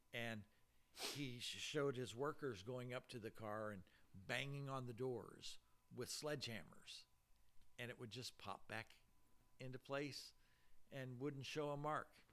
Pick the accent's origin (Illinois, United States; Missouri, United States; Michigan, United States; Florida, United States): Missouri, United States; St. Louis; moved away; I grew up in St. Louis